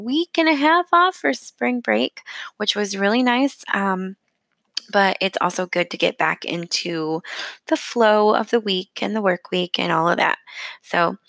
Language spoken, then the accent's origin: English; Michigan, United States; moved away as an adult; also born or lived in San Antonio, Texas; when I moved away from my hometown. I moved from Michigan to San Antonio, Texas